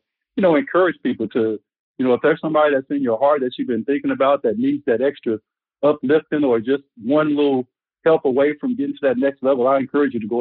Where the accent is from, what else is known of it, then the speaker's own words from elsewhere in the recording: Arkansas, United States; growing up in Arkansas